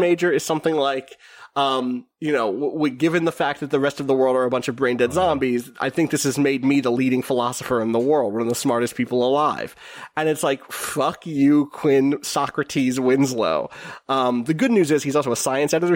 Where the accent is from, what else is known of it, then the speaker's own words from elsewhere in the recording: New Zealand; I grew up in New Zealand